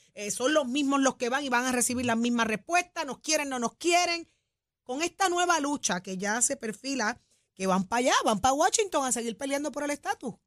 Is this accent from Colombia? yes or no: no; Puerto Rico; así somos los boricuas